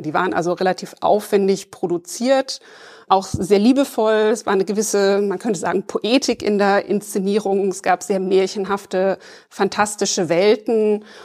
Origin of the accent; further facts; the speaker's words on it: West Germany, Germany; ich bin auch in der Bundesrepublik im Westen aufgewachsen, aber mit dem Ostsandmännchen